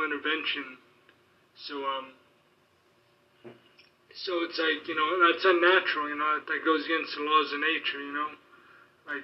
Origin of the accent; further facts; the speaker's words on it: United States; we're American